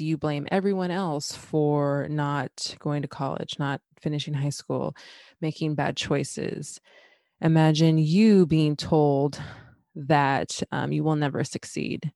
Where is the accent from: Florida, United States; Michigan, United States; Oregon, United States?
Oregon, United States; West Linn; growing up in West Lynn, and that happens to be a city in Oregon